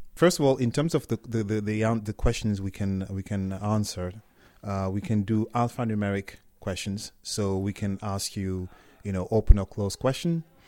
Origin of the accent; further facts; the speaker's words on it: Germany; also born or lived in Cameroon / France; now in United Kingdom; I'm from Cameroon, but I grew up in in Germany. Uh, I studied in France and I live in, in the in, in the UK